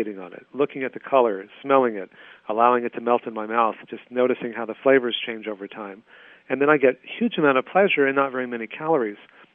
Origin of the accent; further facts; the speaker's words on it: Texas, United States; when I was growing up in Texas